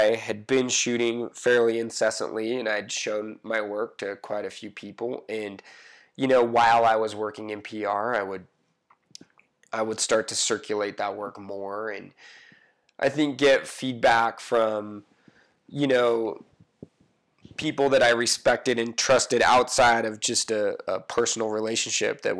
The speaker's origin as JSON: {"language": "English", "region": "Utah", "country": "United States", "tie": "born or raised there", "said": "growing up in Utah, you can be said to have lived in a bubble"}